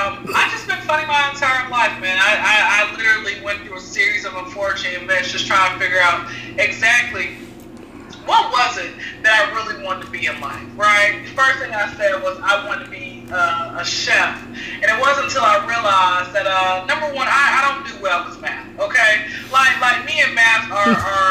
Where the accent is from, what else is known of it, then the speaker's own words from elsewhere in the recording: Atlanta, Georgia, United States; Born and raised in Atlanta